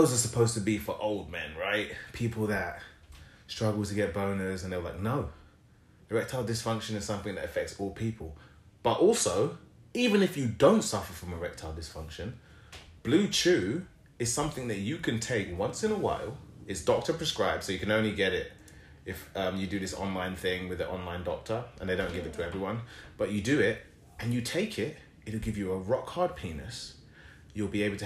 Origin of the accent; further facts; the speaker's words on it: England, United Kingdom; I'm from England, but I'm Nigerian.